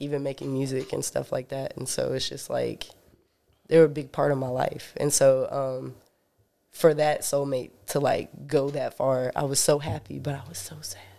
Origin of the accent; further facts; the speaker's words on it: Sanford, North Carolina, United States; I was born in Sanford, North Carolina